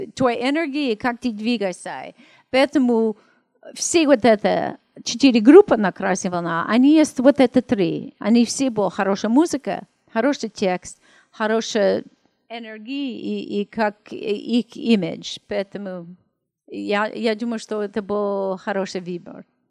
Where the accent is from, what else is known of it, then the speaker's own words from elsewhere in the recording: Los Angeles, California, United States; Russian is a second language; moved away as an adult; also born or lived in Russia; я из Америки